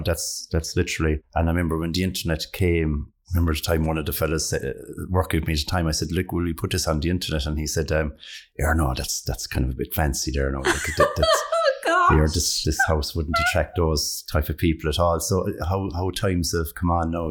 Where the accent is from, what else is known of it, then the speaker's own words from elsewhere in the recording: Ireland; being Irish